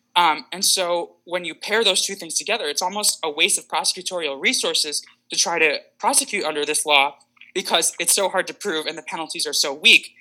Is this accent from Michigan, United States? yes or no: yes; West Bloomfield Township, Michigan, United States; my hometown, I'm from West Bloomfield Township